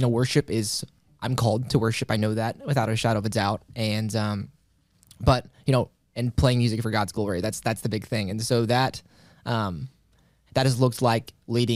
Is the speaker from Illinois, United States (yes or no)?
yes; Carbondale, Illinois, United States; I was born and raised Carbondale, Illinois. So I've pretty much been there my whole life